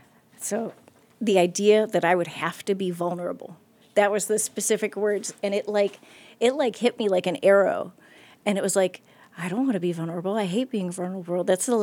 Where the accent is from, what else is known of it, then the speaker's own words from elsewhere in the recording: Akron, Ohio, United States; Oh, yeah. So I was born in Akron. I have three sisters.